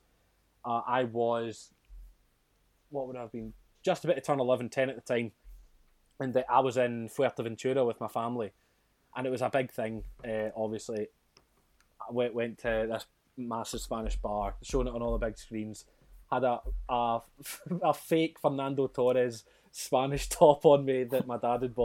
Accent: Scotland, United Kingdom; I can play the bagpipes because I'm so Scottish

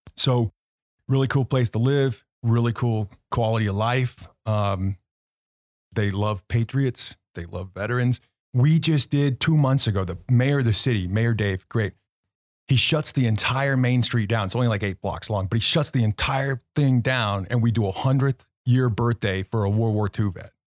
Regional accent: Anaheim, California, United States; moved away; originally a California kid

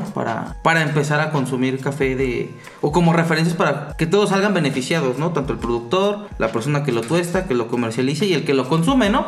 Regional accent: Puebla, Mexico; como el poblano que soy

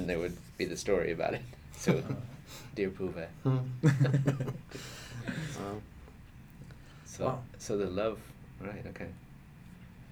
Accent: United States; now in Sweden; as an American hanging out in Sweden

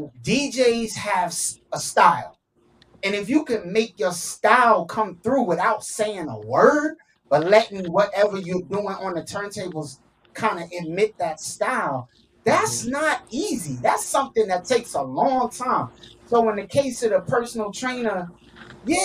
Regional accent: New York, United States; now in Miami, United States; I'm from New York. I'm spinning down here in Miami.

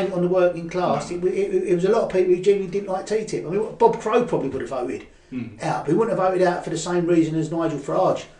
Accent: London, United Kingdom; accent: Cockney; my Cockney accent

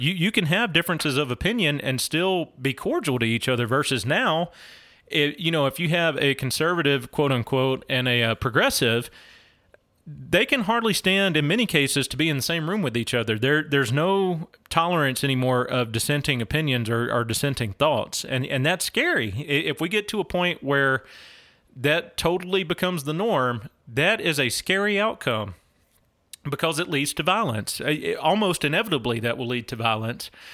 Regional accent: Louisiana, United States; I was born and raised in Louisiana

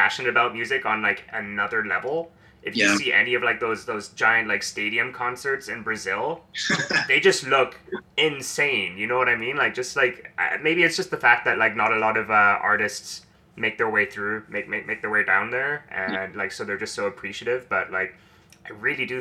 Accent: South Africa; moved away; also born or lived in Switzerland; I grew up in South Africa, and then my dad is Swiss, so I spend a lot of time in Switzerland

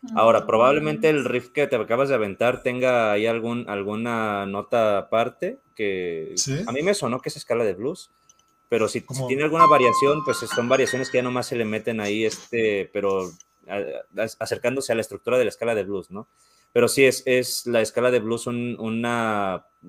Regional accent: Mexico; yo soy mexicano

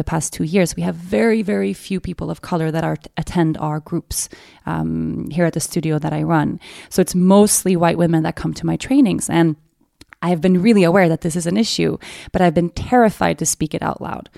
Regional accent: Stockholm, Stockholm County, Sweden; born and raised in Sweden

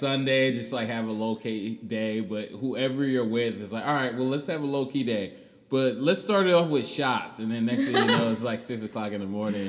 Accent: Cleveland, Ohio, United States; I'm from Cleveland.

